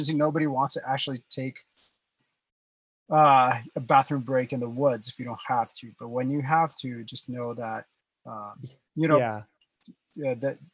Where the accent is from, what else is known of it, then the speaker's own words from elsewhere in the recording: India; moved away; I was born and raised in India